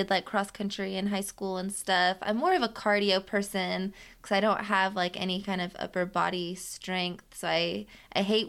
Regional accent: Kansas, United States; also born or lived in Connecticut; now in Nashville, United States; I was born in Connecticut, raised in Kansas.

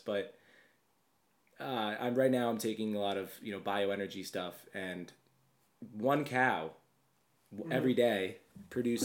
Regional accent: Long Island, New York, United States; I'm from Long Island

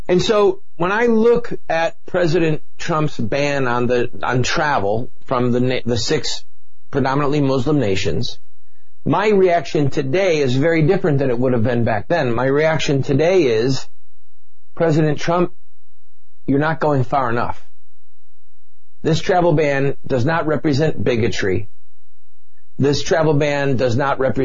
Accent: United States; as an American

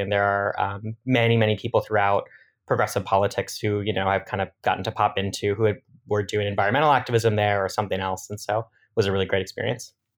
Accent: Madison, Wisconsin, United States; moved away; also born or lived in suburbs of Philadelphia, Pennsylvania; I grew up in, uh, Madison, Wisconsin, and then, uh, my family moved to the suburbs of Philadelphia, so spent, uh, some time in the Midwest and some time on the East Coast.

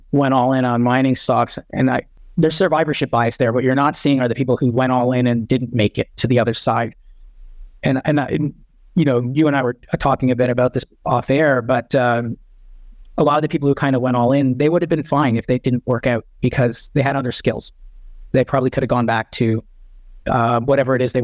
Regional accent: Canada; being a Canadian

